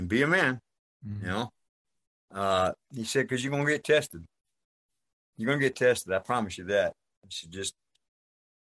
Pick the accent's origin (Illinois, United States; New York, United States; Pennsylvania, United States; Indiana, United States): New York, United States; accent: New York; moved away; also born or lived in Las Vegas; I grew up in New York